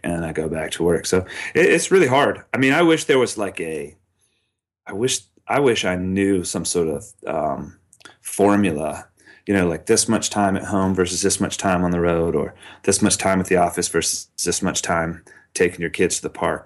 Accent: Charlotte, North Carolina, United States; my hometown in Charlotte

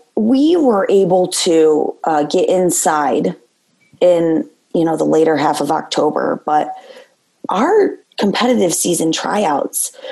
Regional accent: Gibraltar/Carlson, Michigan, United States; it was hard to leave Carlson, you know, having been my hometown and where I went to school

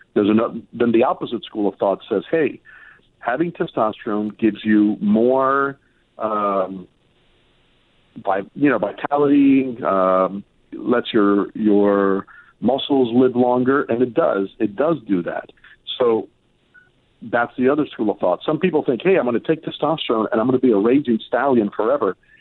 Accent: Miami, Florida, United States; when I grew up in Miami

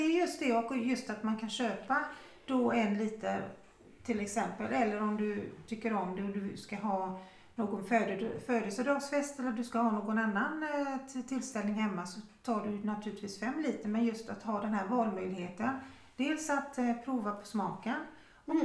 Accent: Sweden; moved away; vad vi är vana vid från Sverige

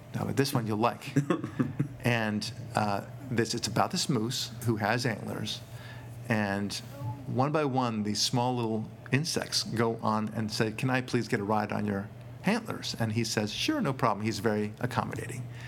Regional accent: United States; as an American

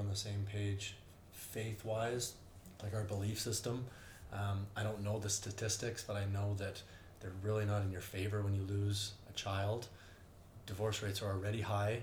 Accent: Canada; you're kind of raised growing up in Canada that your life is going to be somewhat okay and smooth

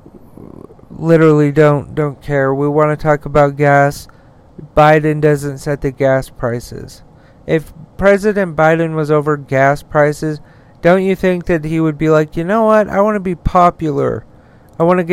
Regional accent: Utah, United States; my home state of Utah

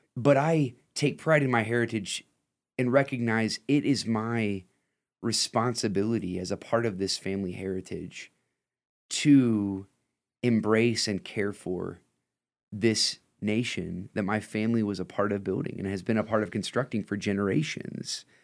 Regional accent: Lima, Ohio, United States; I'm from Lima.

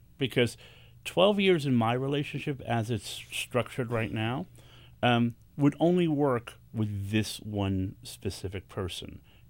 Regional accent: New York City, New York, United States; Because I'm a New Yorker. We're aggressive.

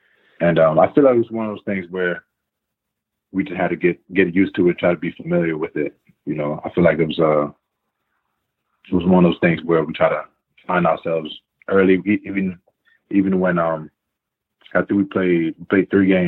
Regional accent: Greenbelt, Maryland, United States; also born or lived in Queens, New York; I was born in New York, but I was raised in like the DC area, the DMV.

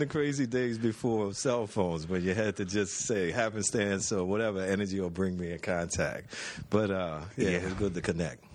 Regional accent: New Orleans, Louisiana, United States; growing up in New Orleans

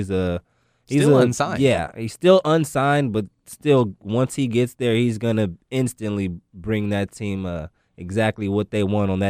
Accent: Waco, Texas, United States; I'm also a Waco native myself. I was born in Waco

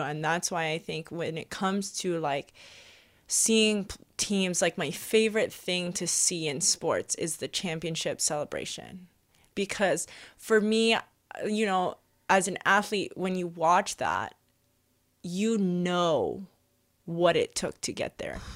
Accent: Hawaii, United States; first language Hawaiian; English is a second language; moved away; growing up in Hawaii and growing up very immersive in Hawaiian culture, first language was Hawaiian

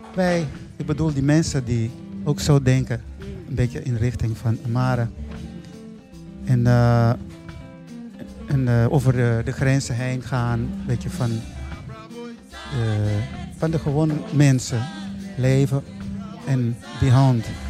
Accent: Mozambique; now in Netherlands; ik kom uit Mozambique. Ik ben daar geboren. Dus ik, eh, woon al heel lang in Nederland

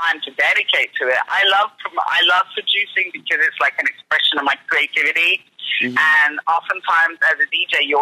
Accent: London, United Kingdom; I'm a Londoner

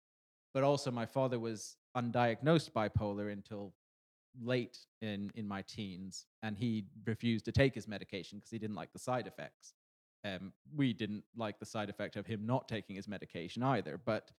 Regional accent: Canada; I'm from Canada, eh? You know, I like to get the beer in the back bacon in. That's what I used to sound like.

